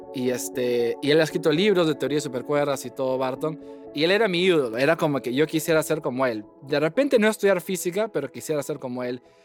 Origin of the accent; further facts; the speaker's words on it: Lima, Peru; moved away as an adult; also born or lived in Washington, D.C., United States; now in Cambridge, United States; yo nací en, Lima, Perú, en el 90